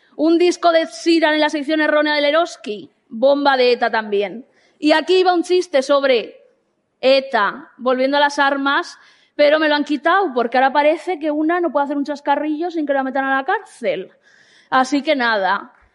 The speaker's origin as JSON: {"language": "Spanish", "region": "Basque Country", "country": "Spain", "said": "soy una persona vasca"}